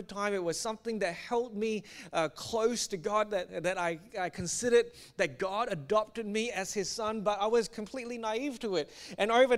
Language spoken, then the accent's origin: English; Singapore; I grew up in Singapore